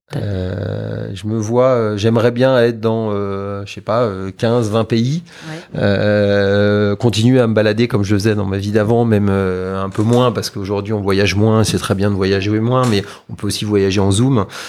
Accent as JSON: {"language": "French", "country": "France", "said": "on est français"}